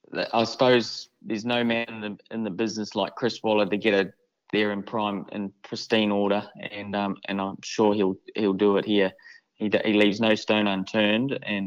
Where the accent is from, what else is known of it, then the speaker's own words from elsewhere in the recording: New Zealand; I suppose every kid growing up in New Zealand, they all grow up as wanting to be an All Black